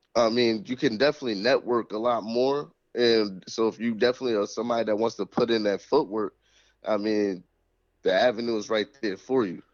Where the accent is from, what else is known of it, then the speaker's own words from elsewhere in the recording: Springfield, Massachusetts, United States; this where we born and raised